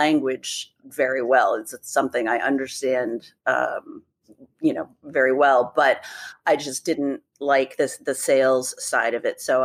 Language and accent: English; Gaithersburg, Maryland, United States; also born or lived in Annapolis, Maryland; I grew up in Gaithersburg. And then, when as a grown up, I lived in Annapolis for years and years.